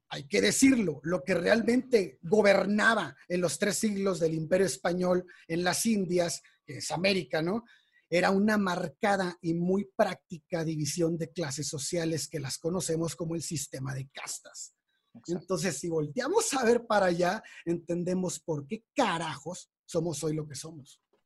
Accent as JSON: {"language": "Spanish", "country": "Mexico", "said": "somos mexicanos"}